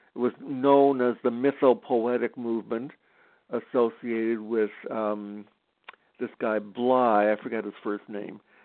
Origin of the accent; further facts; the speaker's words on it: Canada; I'm Canadian